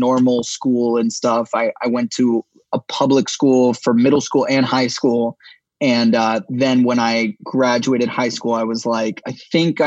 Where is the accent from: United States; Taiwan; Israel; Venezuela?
United States; Los Angeles, California; I grew up here in LA. Obviously, I'm from the Valley.